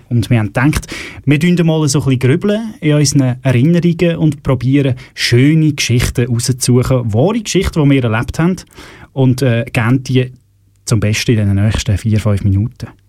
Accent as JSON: {"language": "German", "country": "Switzerland", "said": "bei uns in der Schweiz"}